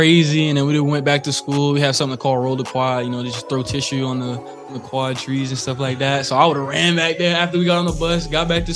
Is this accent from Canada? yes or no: no; Florida, United States; I'm from Florida